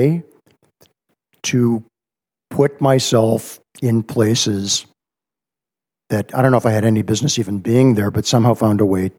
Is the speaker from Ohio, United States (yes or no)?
yes; Cleveland, Ohio, United States; I'm a Cleveland, Ohio guy. Grew up in the Mistake on the Lake. So I'm a product of post-war, aspirational, upwardly mobile Jewish parents growing up in a preppy